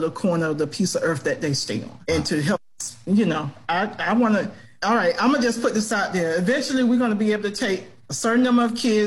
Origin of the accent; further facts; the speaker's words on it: Gadsden County, Florida, United States; I'm from Gadsden County